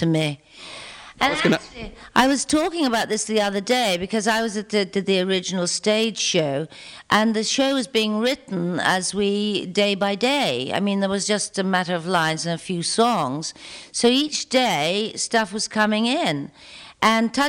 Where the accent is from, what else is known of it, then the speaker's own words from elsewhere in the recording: Belfast, Northern Ireland, United Kingdom; moved away; back home to Belfast, where I come from originally